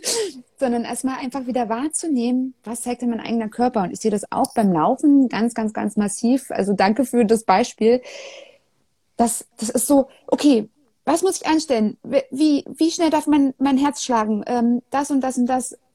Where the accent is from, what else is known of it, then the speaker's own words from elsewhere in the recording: Germany; als Deutsche